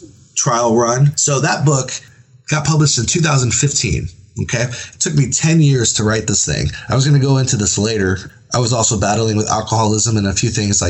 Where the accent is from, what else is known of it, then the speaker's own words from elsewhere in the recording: San Antonio, Texas, United States; I'm from San Antonio, Texas